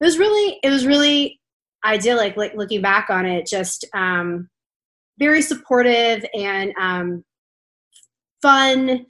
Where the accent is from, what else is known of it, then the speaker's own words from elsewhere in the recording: Lancaster, Pennsylvania, United States; I grew up in Lancaster, Pennsylvania